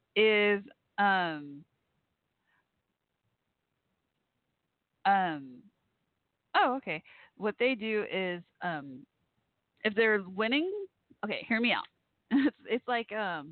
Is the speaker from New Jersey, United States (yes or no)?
no; Irving, Texas, United States; I grew up like a mile down, literally a mile down the road from Texas Stadium, the old Cowboys Stadium